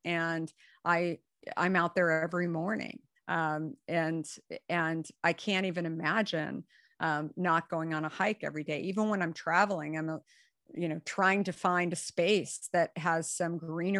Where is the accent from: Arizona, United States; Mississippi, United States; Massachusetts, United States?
Arizona, United States; Scottsdale; moved away; also born or lived in New York City / San Francisco; I grew up in Arizona and Scottsdale, where pretty much my life was outside.